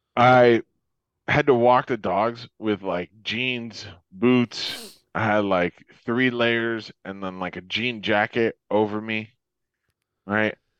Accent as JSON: {"language": "English", "region": "Florida", "country": "United States", "tie": "born or raised there", "moved": "yes", "said": "I grew up in Florida, like, I grew up at, you know, like, I've lived here my whole life."}